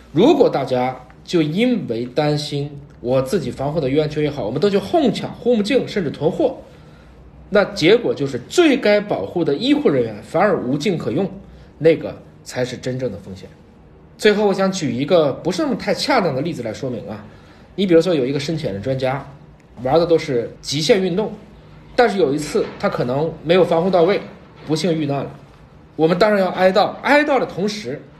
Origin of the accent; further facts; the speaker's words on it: China; 十四亿我们中国人